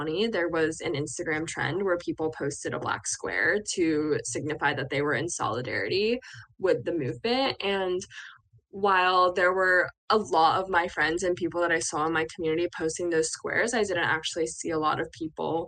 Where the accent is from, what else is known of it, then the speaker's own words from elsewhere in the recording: Bucks County, Pennsylvania, United States; moved away as an adult; also born or lived in Chapel Hill, North Carolina; I grew up in Bucks County, spent my entire younger life there